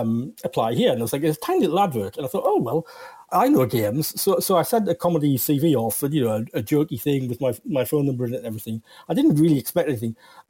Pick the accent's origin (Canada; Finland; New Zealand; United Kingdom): New Zealand; I'm from New Zealand.